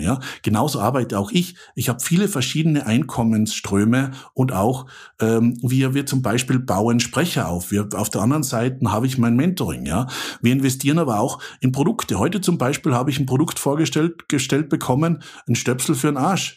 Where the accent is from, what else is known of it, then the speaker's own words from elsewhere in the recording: Austria; accent: Austrian; also born or lived in Central Switzerland; now in Switzerland; Ich bin Österreicher